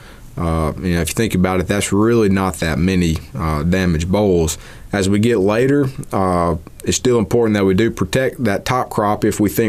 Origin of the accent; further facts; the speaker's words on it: Mississippi, United States; I'm from Mississippi